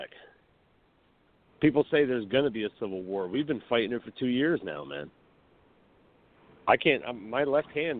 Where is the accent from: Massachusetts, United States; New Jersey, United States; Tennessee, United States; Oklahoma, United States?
New Jersey, United States; I'm from Jersey.